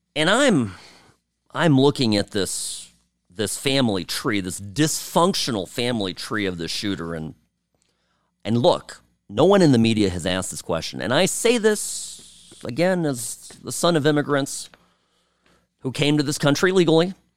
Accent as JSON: {"language": "English", "region": "California", "country": "United States", "tie": "born or raised there", "said": "I grew up in California"}